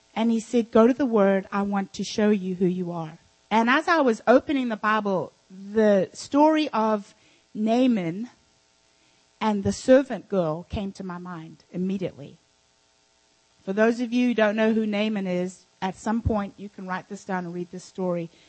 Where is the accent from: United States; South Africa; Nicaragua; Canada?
South Africa; moved away; when I was raised in South, in Africa, I had servants.